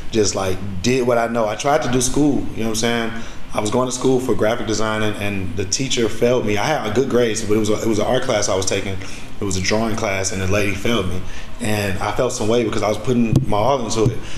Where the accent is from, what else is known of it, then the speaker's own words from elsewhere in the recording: Chicago, Illinois, United States; I was away from Chicago, so I didn't have an income.